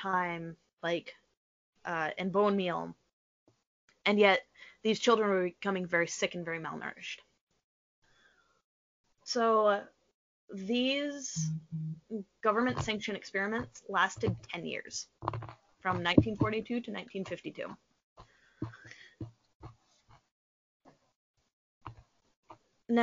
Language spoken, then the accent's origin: English; United States